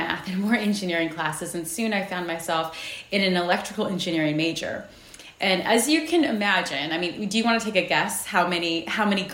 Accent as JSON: {"language": "English", "town": "San Jose", "region": "California", "country": "United States", "tie": "born or raised there", "said": "I was born and raised in San Jose, California"}